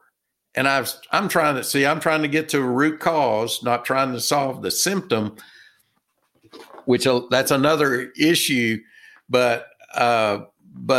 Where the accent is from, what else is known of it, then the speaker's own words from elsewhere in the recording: Texas, United States; I'm from Texas